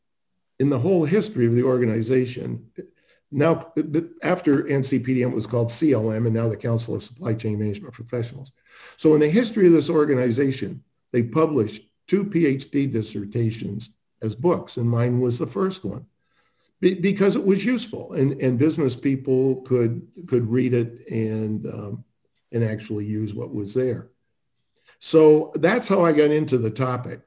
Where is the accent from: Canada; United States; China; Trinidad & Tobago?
Canada; moved away as an adult; also born or lived in Toronto; I grew up in Canada, was born in Toronto, and I went to the Ivy Business School at Western University for undergrad and MBA